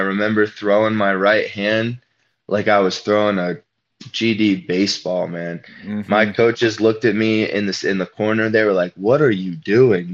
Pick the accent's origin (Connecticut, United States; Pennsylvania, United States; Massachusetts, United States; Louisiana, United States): Pennsylvania, United States; Western; I'm from Pennsylvania. And even though I consider myself a mediocre Western Pennsylvania wrestler